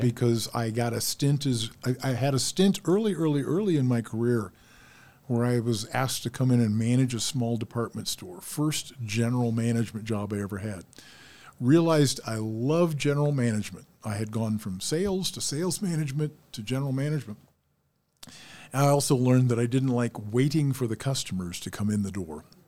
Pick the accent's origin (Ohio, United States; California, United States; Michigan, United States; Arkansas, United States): Ohio, United States; moved away; my town where I was born in Ohio